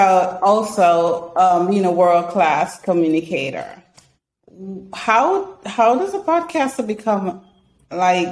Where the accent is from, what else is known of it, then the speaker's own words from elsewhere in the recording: Canada; also born or lived in British Columbia; I'm Canadian as well